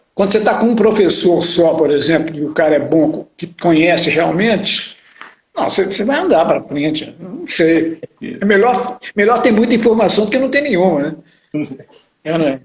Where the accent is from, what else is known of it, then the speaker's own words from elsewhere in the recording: Belo Horizonte, Minas Gerais, Brazil; minha infância e adolescência em Belo Horizonte